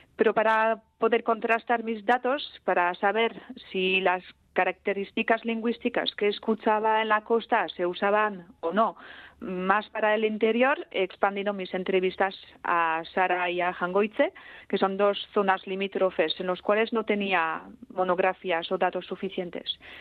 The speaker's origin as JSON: {"language": "Spanish", "town": "Ustaritz", "region": "Nouvelle-Aquitaine", "country": "France", "tie": "born or raised there", "first_language": "Basque", "second_language": "Spanish", "said": "crecí en Ustaritz, que se sitúa a unos 30 kilómetros más o menos hacia el interior"}